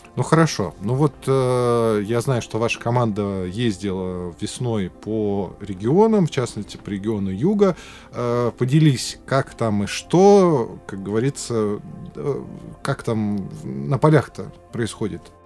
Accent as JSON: {"language": "Russian", "region": "Zabaykalsky Krai", "country": "Russia", "tie": "born or raised there", "said": "я родом из Забайкалья"}